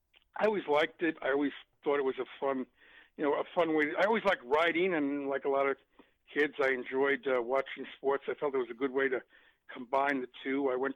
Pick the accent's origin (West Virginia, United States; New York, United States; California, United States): New York, United States; Long Island; The only schools, Matt, I applied to was Hofstra and St. John's growing up on Long Island.